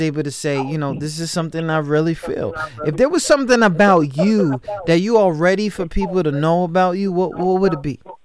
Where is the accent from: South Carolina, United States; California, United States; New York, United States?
New York, United States; I grew up in New York and I grew up around like I grew up around black people